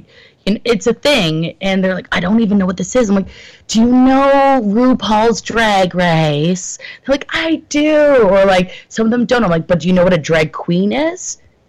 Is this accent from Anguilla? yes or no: no; Collingwood, Ontario, Canada; moved away; also born or lived in Toronto; I'm at 8 to 10 from my hometown. Big city. So Collingwood, Ontario